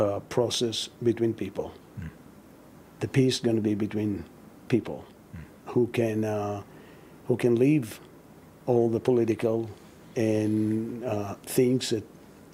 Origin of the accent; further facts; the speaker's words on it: Israel; I grew up in Israel as a non-believing Jew.